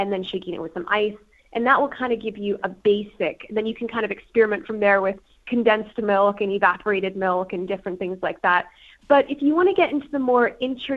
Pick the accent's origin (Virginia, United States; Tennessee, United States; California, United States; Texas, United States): California, United States; Los Angeles; moved away as an adult; now in West Midlands, United Kingdom; I'm originally from the West Coast of America in the Los Angeles area